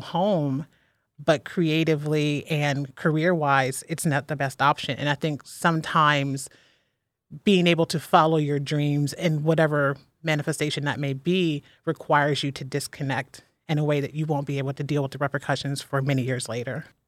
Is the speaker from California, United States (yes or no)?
no; Ohio, United States; moved away as an adult; now in Philadelphia, United States; born and raised in Ohio, and I moved to Philadelphia by myself eight years ago